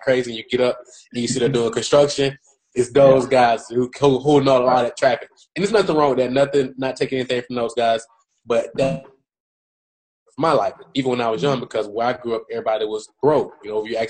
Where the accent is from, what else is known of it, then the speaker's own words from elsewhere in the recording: Atlanta, Georgia, United States; I'm from Atlanta, Georgia. My mom raised me and my two sisters by herself. I grew up in a drug infested environment